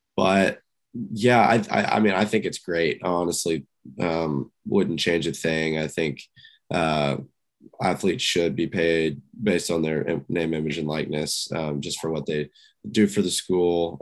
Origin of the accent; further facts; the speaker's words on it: Houston, Texas, United States; growing up in Houston